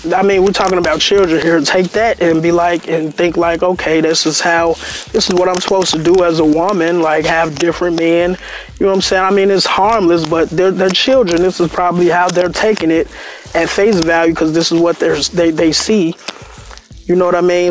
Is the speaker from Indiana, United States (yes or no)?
no; Chicago, Illinois, United States; I'm from Chicago, Englewood